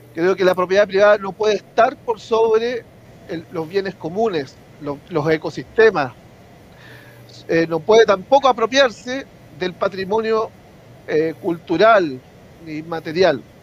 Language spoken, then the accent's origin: Spanish; Concepción, Biobío, Chile; now in San Pedro de La Paz, Chile; nacido y criado en Concepción, eh, vivo actualmente en San Pedro de La Paz